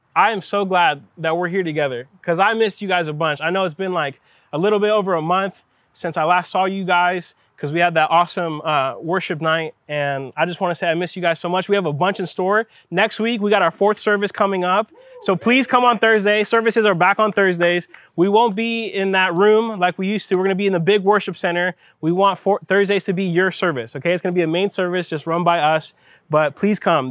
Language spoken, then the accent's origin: English; Miami, Florida, United States; I'm from Miami